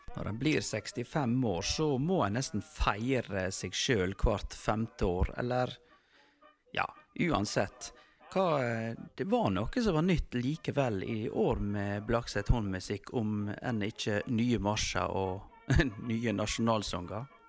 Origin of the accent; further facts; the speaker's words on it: Norway; det er en dag vi nordmenn feirer mer enn noen andre land feirer sin nasjonaldag